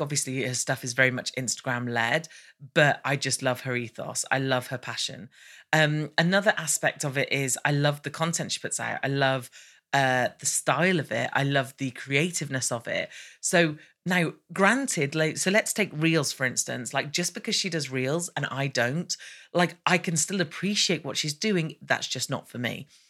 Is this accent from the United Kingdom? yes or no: yes; United Kingdom; I'm British